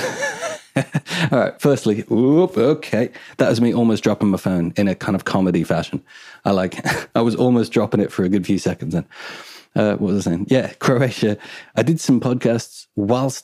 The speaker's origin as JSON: {"language": "English", "town": "Edgmond", "region": "West Midlands", "country": "United Kingdom", "said": "I'm from Edgemont, which is just like near Newport."}